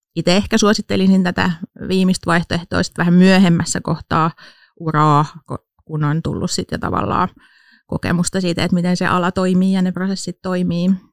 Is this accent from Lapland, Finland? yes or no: no; Pori, Satakunta, Finland; moved away as an adult; now in Turku, Finland; Mä oon itse alun perin Porista kotosin, mutta on tänne jäänyt sitten, kun opiskelemaan, oli, opiskelemaan tulin, niin jäin sitten tänne